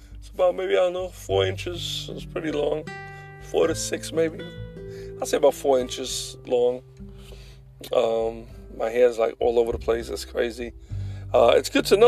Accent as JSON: {"language": "English", "country": "United States"}